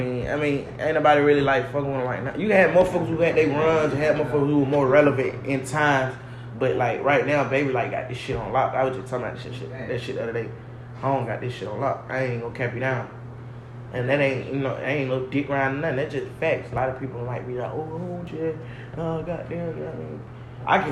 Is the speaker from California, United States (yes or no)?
no; Atlanta, Georgia, United States; I'm from Atlanta. I was born in Capitol Home. Migrated to the east side